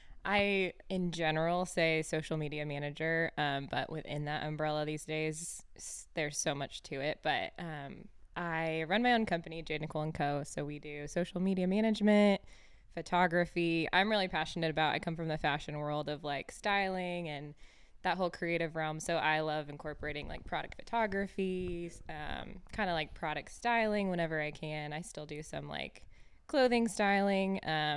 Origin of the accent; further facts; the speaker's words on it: Iowa, United States; now in Tulsa, United States; I grew up in Iowa from the cornfields and then went to school here in Tulsa.